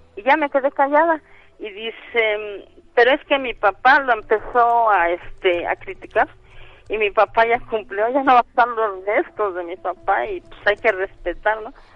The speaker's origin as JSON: {"language": "Spanish", "town": "Real del Monte", "region": "Hidalgo", "country": "Mexico", "moved": "yes", "said": "yo soy de allá de Real del Monte Hidalgo"}